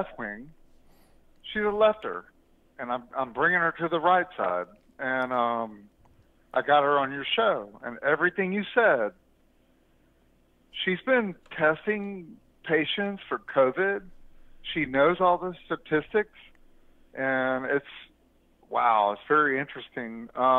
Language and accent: English; Alabama, United States; now in Texas, United States; I'm from Alabama